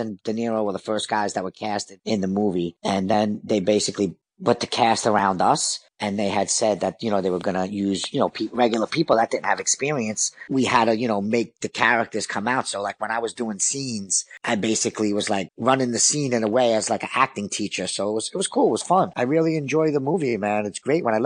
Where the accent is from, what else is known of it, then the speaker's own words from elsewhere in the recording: New York City, New York, United States; I was from Bensonhurst, because that's where I grew up